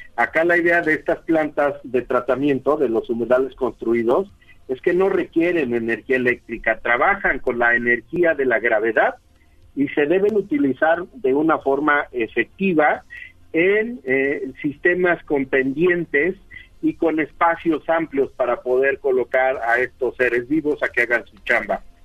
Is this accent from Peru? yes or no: no; Mexico; como mexicanos